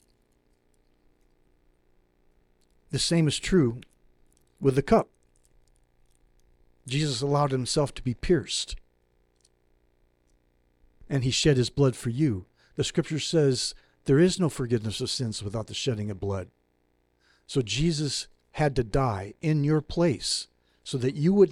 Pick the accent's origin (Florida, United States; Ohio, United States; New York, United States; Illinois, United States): Illinois, United States; I come from Illinois, from a farming community